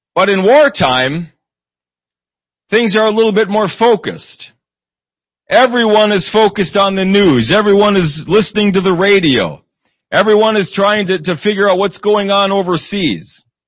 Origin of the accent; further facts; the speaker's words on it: Eau Claire, Wisconsin, United States; moved away; I grew up in Eau Claire, Wisconsin